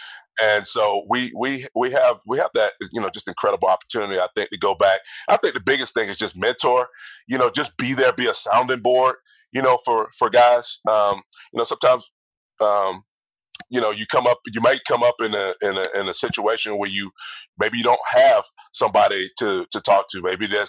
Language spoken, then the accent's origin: English; Georgia, United States; Because I was, you know, played at Georgia, I'm from Georgia, all of that stuff, and I didn't get drafted by the Falcons.